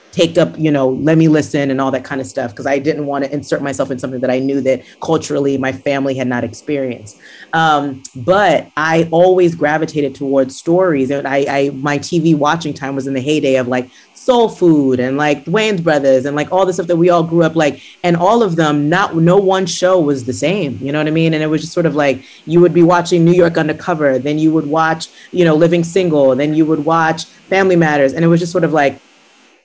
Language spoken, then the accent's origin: English; Nigeria; I grew up in Nigeria.